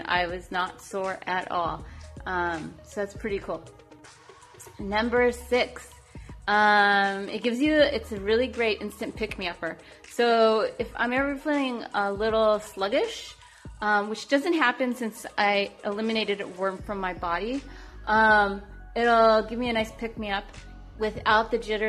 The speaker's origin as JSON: {"language": "English", "region": "California", "country": "United States", "said": "I am from California"}